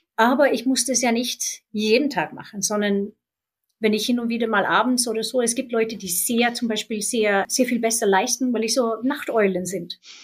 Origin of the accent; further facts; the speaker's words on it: Sweden; now in Germany; mein Heimatland Schweden